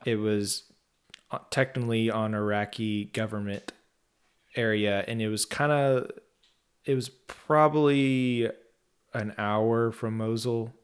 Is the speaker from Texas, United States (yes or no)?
yes; Texas, United States; I am from Texas